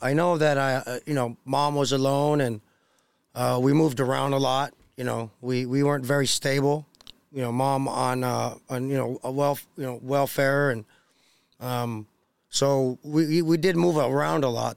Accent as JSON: {"language": "English", "town": "Los Angeles", "region": "California", "country": "United States", "tie": "born or raised there", "also_born_or_lived": "Costa Rica / San Bernardino, California", "said": "my family's from Costa Rica, but I was born and raised in Los Angeles, California."}